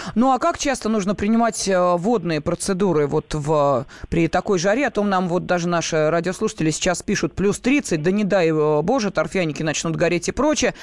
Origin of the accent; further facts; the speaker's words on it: Moscow, Russia; мы, москвичи